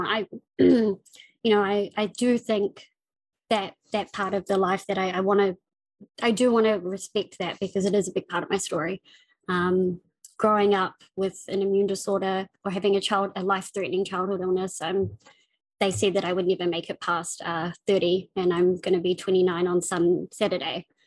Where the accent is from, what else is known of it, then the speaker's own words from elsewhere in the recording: Auckland, New Zealand; I'm from New Zealand. Um, I was born in Auckland, uh, the biggest city. Um, I grew up in West Auckland